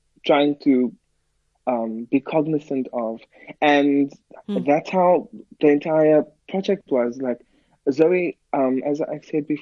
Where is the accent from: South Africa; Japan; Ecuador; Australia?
South Africa; I'm a South African pianist